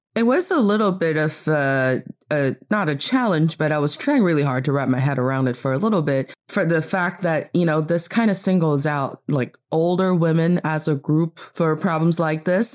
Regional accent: China; also born or lived in Beijing, China; I am from China, and I'm talking to you from Beijing, China

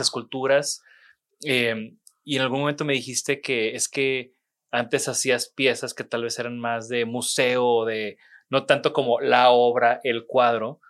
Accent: Mexico; moved away as an adult; now in Monterrey, Mexico

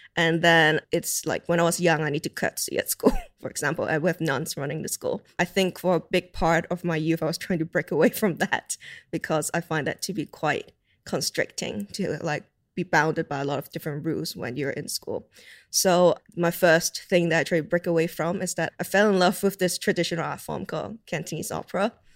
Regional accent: Hong Kong; now in United Kingdom; growing up in Hong Kong

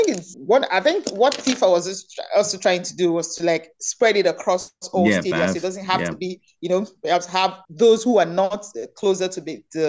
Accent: Nigeria; as a Nigerian

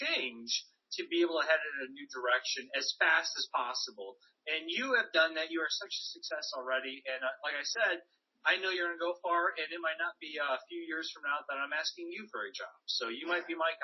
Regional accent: United States; the school system that I grew up in the States

